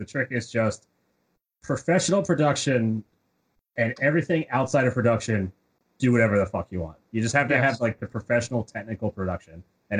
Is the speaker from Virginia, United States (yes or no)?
yes; Virginia, United States; I'm from Virginia.